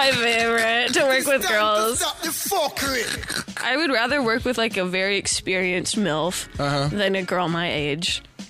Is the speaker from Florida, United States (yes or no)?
no; Montana, United States; now in Los Angeles, United States; I'm from Montana